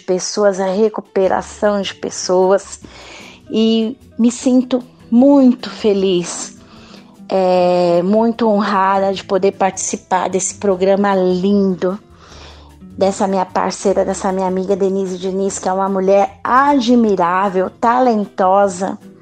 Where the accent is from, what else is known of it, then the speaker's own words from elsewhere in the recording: São Paulo, Brazil; brasileira, paulistana, uma mulher negra